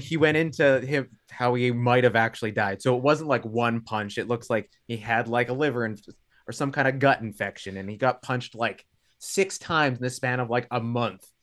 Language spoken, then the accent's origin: English; Thunder Bay, Ontario, Canada; now in Hamilton, Canada; I'm from Thunder Bay originally